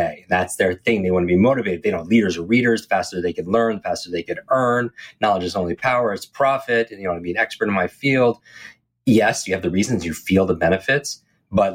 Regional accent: Northeast, United States; I grew up in the Northeast

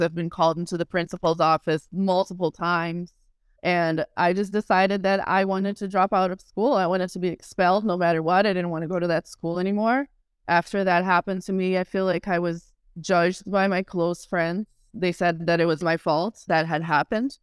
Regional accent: Rio de Janeiro, Brazil; I was born in Rio de Janeiro, Brazil, in a show business family.

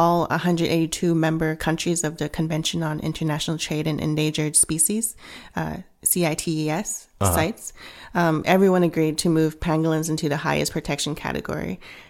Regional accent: Vancouver, British Columbia, Canada; also born or lived in Hong Kong; And one of those things is that I come from a Cantonese background. I was born in Hong Kong. raised in Canada and Vancouver, but went back to Hong Kong a lot.

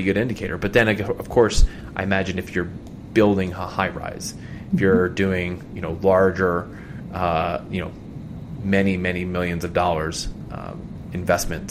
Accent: Philadelphia area, Pennsylvania, United States; growing up because we kept seeing these commercials, and in the Philly area there were no Sonics

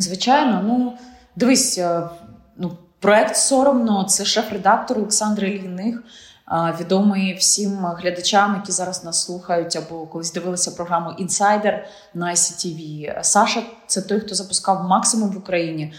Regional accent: Ukraine; Ти ж українка

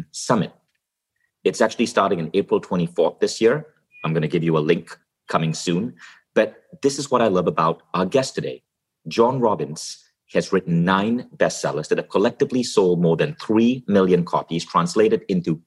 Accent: Malaysia; also born or lived in Kuala Lumpur, Malaysia / United States; now in Estonia; I grew up in Malaysia.

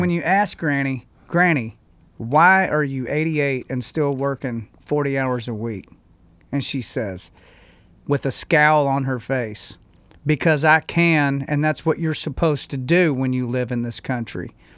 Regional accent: United States; as an American

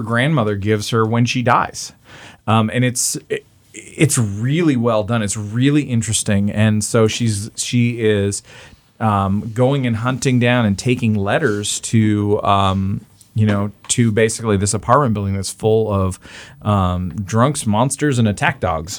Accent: Canada; I'm just Canadian.

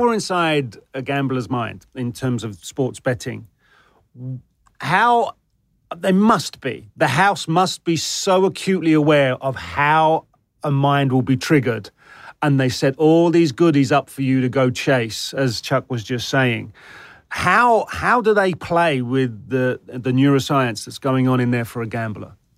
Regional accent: United Kingdom; now in United States; as a Brit

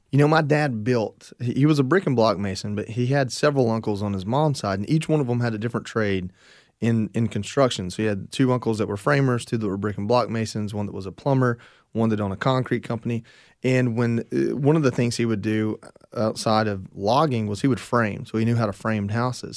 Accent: Northwest Georgia, United States; I grew up in Northwest Georgia

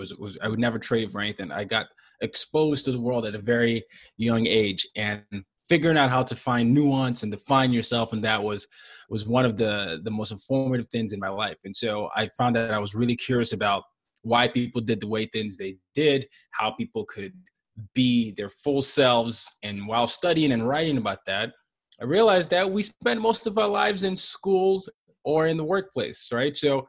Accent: Nigeria; I'd be like, well, I'm Nigerian. They're like, no, you don't sound Nigerian. Well, I am. I just grew up all these places.

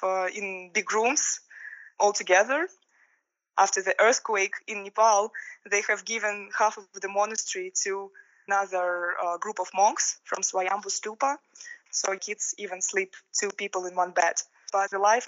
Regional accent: Russia; moved away; I'm from Russia

